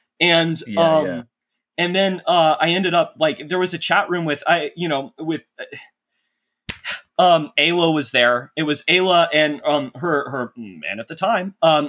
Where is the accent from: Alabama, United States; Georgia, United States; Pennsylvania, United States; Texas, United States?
Texas, United States; moved away as an adult; I grew up in North Texas, actually. It's a city. It's just a straight up city, a suburb of Dallas.